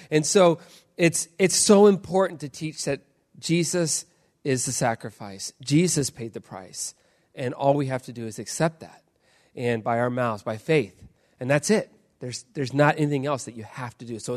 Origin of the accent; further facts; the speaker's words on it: Indonesia; I grew up in Indonesia. I was a missionary kid. Um, I grew up in an island right above Australia.